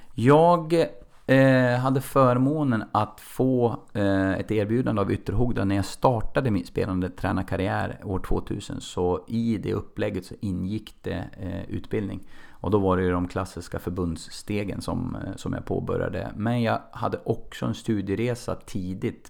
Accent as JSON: {"language": "Swedish", "town": "Nolby", "region": "Västernorrland County", "country": "Sweden", "tie": "born or raised there", "said": "jag växte upp i en liten ort som heter Nolby, eh, nära Kvissleby och söder om, om Sundsvall"}